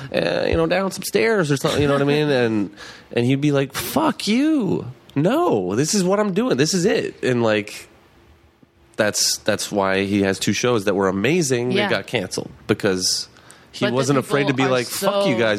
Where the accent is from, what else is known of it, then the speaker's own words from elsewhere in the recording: Fargo, North Dakota, United States; moved away; I'm from Fargo, North Dakota.